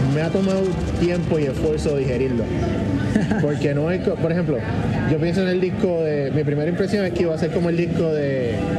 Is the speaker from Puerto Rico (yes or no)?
yes; San Juan, Puerto Rico; yo recuerdo creciendo yo vivía en Country Club